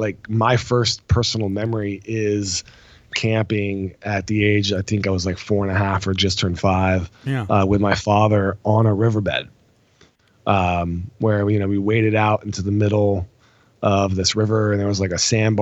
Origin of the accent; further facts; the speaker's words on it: France; So as you got from my last name, I'm actually French, not fake French.